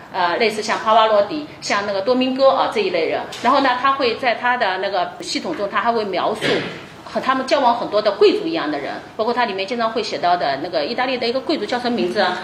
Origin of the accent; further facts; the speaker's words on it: China; 我们中国人